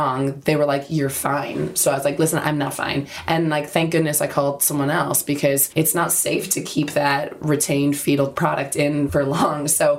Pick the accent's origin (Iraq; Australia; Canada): Canada; now in London, United Kingdom; I'm from Canada